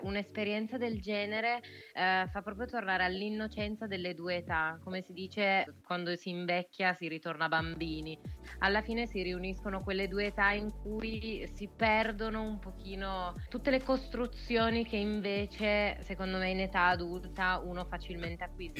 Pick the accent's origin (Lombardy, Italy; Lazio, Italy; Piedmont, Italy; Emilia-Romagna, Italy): Piedmont, Italy; Turin; sono di Torino